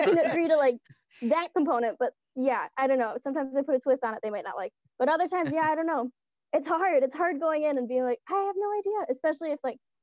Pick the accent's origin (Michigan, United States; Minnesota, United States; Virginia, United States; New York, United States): Michigan, United States; Ann Arbor; I'm from Ann Arbor